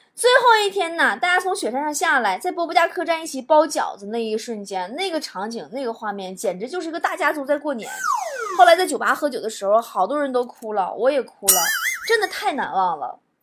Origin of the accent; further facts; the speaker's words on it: Northeast China, China; accent: Northeastern Mandarin (Dongbei); 我说东北话